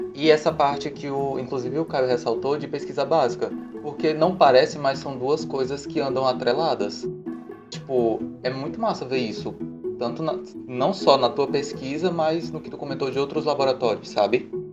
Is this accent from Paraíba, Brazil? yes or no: yes; João Pessoa, Paraíba, Brazil; minha terra natal, João Pessoa